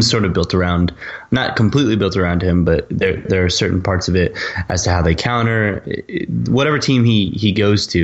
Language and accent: English; United States; I am from America.